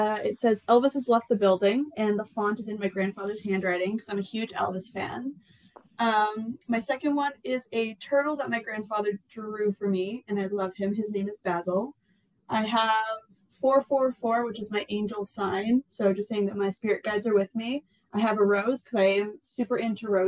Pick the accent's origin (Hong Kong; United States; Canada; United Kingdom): Canada; we're Canadian